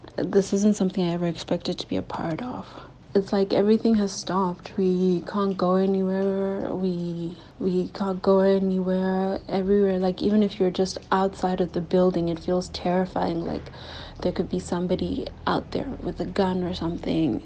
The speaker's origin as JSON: {"language": "English", "country": "South Africa", "moved": "as an adult", "lives_now": "Sumy, Ukraine", "said": "I am also from South Africa"}